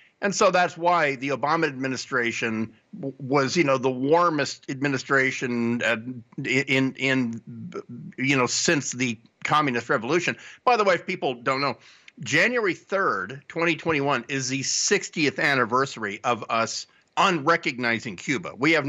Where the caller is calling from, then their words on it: Tonga; I'm calling from Tonga.